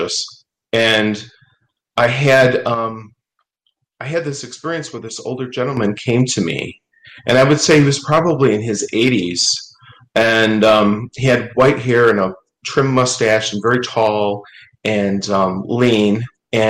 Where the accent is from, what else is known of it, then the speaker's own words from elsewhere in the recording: Posen, Michigan, United States; also born or lived in Warren, Michigan / Detroit area; I grew up in a very rural town of Northeast Michigan called Posen